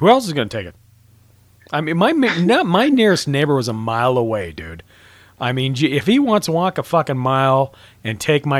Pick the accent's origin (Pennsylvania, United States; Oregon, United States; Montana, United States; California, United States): Montana, United States; moved away; also born or lived in Washington State; I grew up in Montana.